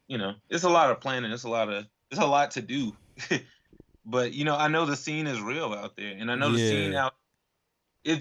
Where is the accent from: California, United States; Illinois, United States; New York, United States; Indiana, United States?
Illinois, United States; Chicago; now in Las Vegas, United States; I was born in Chicago.